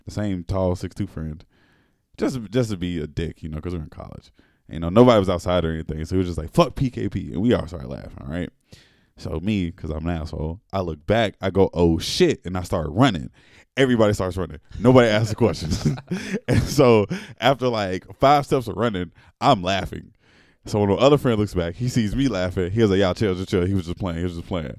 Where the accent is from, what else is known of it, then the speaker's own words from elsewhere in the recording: Alabama, United States; I'm from Alabama